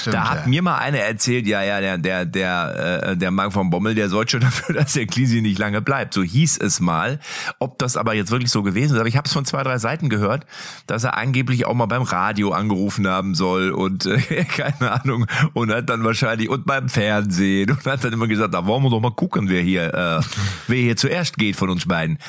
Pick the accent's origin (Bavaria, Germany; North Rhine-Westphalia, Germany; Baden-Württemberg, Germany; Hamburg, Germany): North Rhine-Westphalia, Germany; Lippstadt; ich bin aus Lippstadt